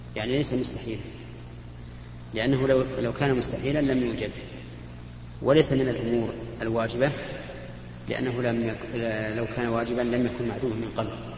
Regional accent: Saudi Arabia; بلادنا السعوديه

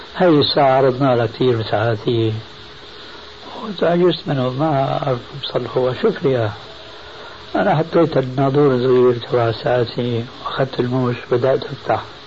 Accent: Syria; المدارس القديمة عندنا في الشام

